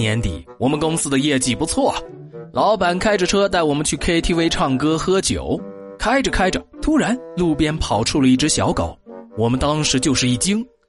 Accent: Yunnan, China; 我们云南人

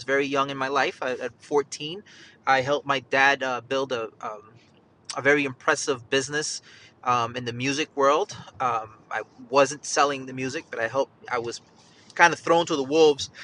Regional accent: Yonkers, New York, United States; moved away as an adult; also born or lived in Bronx, New York; now in Charlotte, United States; I'm actually from Yonkers, New York, raised in Yonkers, New York.

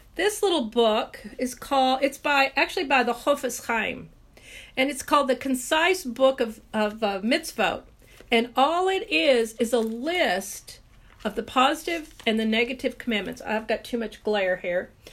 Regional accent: Texas, United States

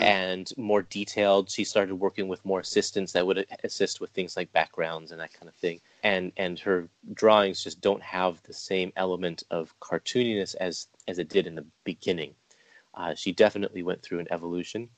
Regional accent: Canada; Me being Canadian myself

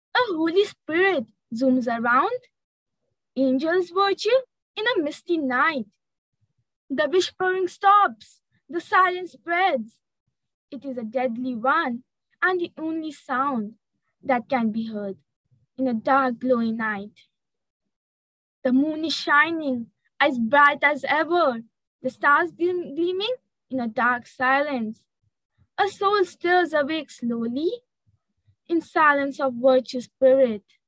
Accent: Siliguri, West Bengal, India; from Siliguri, West Bengal.

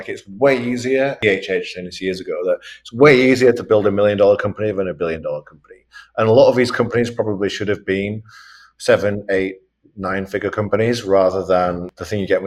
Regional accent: England, United Kingdom; also born or lived in New York; now in Miami, United States; I am from England

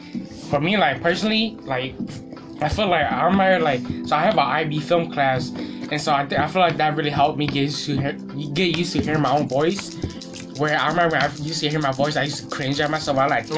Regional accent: Minnesota, United States; I'm Hmong. I was born in Minnesota. I've been living in Minnesota ever since. I have three brothers. I'm the second youngest in the family. I'm 17.

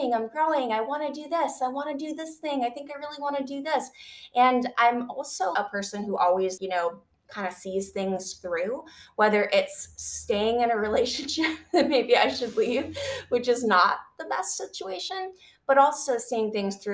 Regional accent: Michigan, United States; I grew up in Michigan

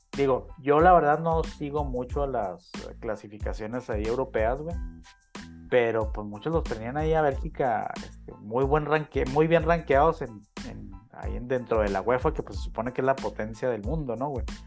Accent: Mexico; me sentí yo como mexicano ofendido

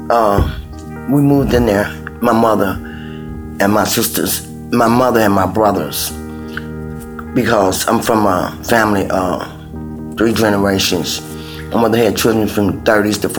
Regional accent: Chicago, Illinois, United States; I live in Chicago, Illinois south side of Chicago now. I'm from Henry Horner Homes. I moved in Henry Horner Homes in 1964

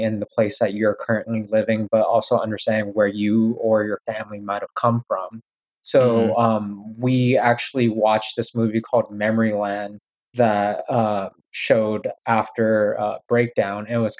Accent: United States; as a Vietnamese American, I've always leaned a little bit more towards the American side growing up in America.

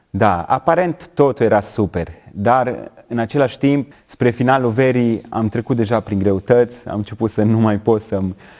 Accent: Romania; eu sunt băiat din România, dintr-o familie de creștini

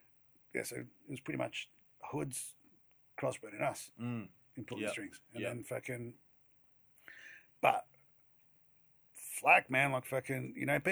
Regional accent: Adelaide, South Australia, Australia; I was from the Nolunga line

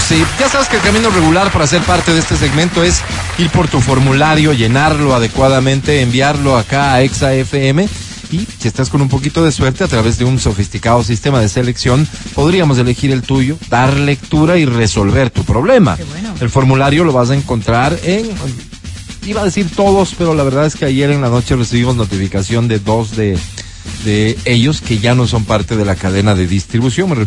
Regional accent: Nueva Esparta, Venezuela; born there; moved away; Nací en Isla Margarita. Radico en tu hermoso país hace ocho meses.

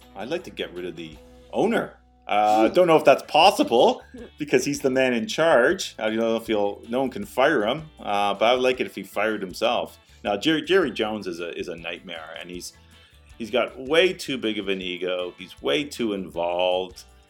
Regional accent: Canada; as a Canadian tennis fan

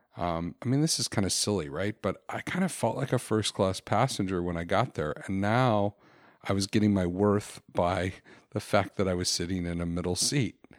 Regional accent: Florida, United States; moved away; also born or lived in Chicago; I grew up in Florida before I moved to Chicago

